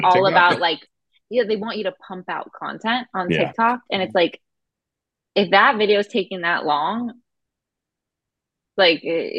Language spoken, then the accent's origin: English; Florida, United States; also born or lived in Boston; I'm actually from Florida and my parents moved to Texas in college. And I went to college in Boston. So it's like, I feel like I'm from all over the place.